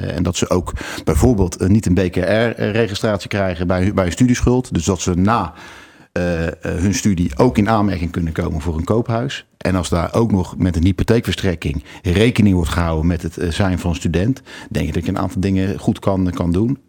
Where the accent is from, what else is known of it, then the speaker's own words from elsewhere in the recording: The Hague, South Holland, Netherlands; Ik kom uit Den Haag